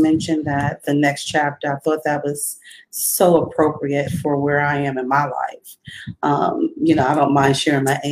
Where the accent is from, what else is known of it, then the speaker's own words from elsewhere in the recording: New York City, New York, United States; moved away as an adult; also born or lived in Georgia; now in Columbia, South Carolina, United States; I'm originally from the Bronx, New York. That is my hometown, born and raised there, left there when I was in my 20s